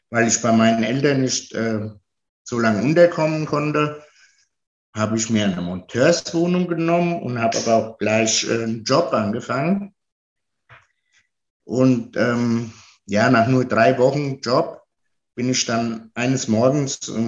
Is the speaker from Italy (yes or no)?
yes; Italy; now in Germany; Also, ich ähm, bin Italiener und lebe seit 48 Jahren hier in Deutschland.